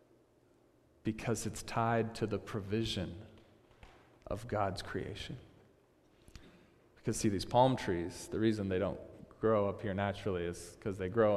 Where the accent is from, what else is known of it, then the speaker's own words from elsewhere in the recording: Seattle, Washington, United States; we're from Seattle